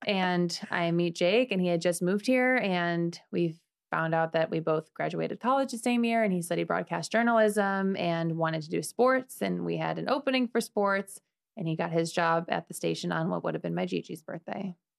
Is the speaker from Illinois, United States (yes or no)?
yes; Chicago, Illinois, United States; moved away as an adult; now in Sarasota, United States; I'm from Chicago. I've been here for about six years